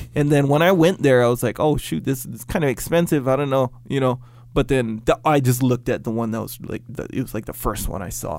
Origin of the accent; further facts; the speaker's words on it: Kauai, Hawaii, United States; Growing up on Kauai